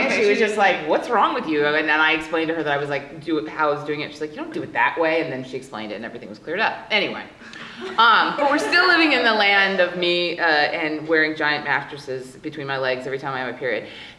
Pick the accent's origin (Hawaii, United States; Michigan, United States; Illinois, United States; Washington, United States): Hawaii, United States; and I grew up in Hawaii, so we were in Hawaii